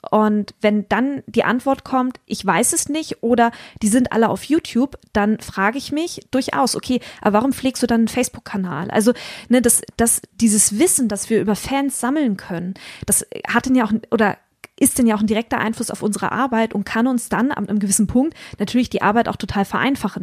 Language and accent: German; Hamburg, Germany; für mich als Hamburgerin